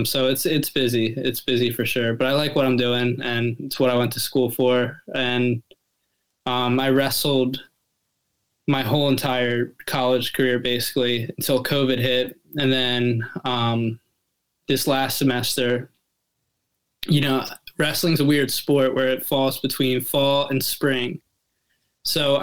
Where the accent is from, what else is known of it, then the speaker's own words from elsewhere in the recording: Southeast Pennsylvania, United States; I'm from Southeast PA. I live in Lancaster County.